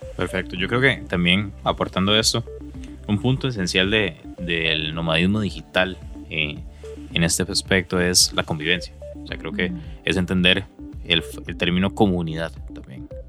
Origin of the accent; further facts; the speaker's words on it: Costa Rica; yo como costarricense no conocía